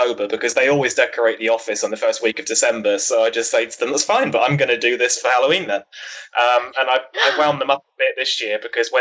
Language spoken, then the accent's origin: English; England, United Kingdom; I'm from England in the UK